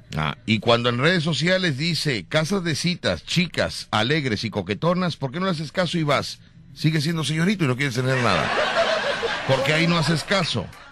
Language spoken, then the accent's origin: Spanish; Mexico; yo soy mexicano